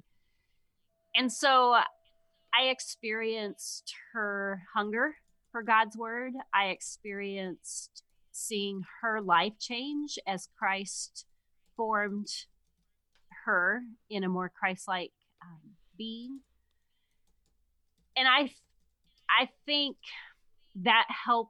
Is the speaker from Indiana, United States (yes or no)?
no; Missouri, United States; moved away as an adult; also born or lived in Michigan; now in Grand Rapids, United States; I grew up in Missouri in the country